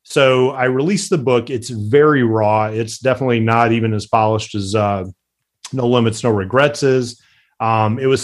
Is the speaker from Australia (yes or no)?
no; Midwest, United States; I grew up in the Midwest, just humble